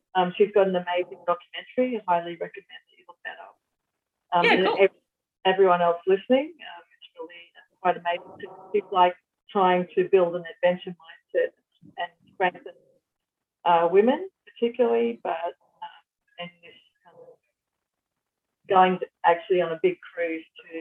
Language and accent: English; Queensland, Australia; where I grew up in Queensland